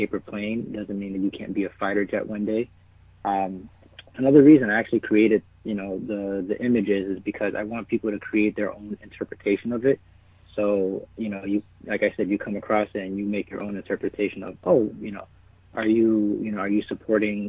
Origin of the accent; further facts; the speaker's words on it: New York City, New York, United States; moved away as an adult; also born or lived in New Hampshire; I'm originally from the Bronx in New York. So lived out there for about 18 years, and I came up to New Hampshire